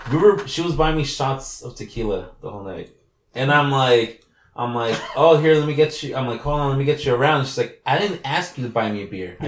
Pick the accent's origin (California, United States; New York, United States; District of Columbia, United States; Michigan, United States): California, United States; San Jose; we're from San Jose.